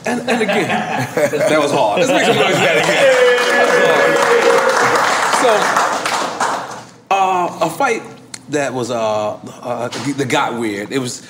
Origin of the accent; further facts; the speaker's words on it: New York, United States; I'm from New York.